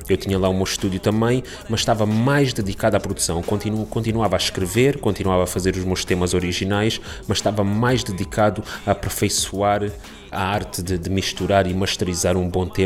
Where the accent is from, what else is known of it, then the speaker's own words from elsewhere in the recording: Portugal; also born or lived in Angola / Canada; nasci em Angola, vim para Portugal com os meus 3 anos de idade, emigrei para o Canadá, voltei para Portugal